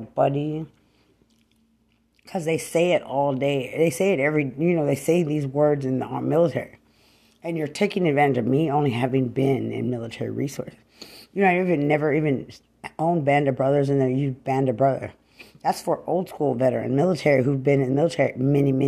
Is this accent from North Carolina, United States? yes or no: no; Lubbock, Texas, United States; I'm from Lubbock. Don't try to target to make it look like I'm some hood rat from Bear County.